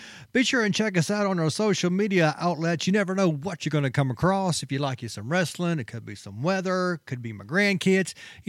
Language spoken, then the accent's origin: English; Memphis, Tennessee, United States; Memphis, my hometown.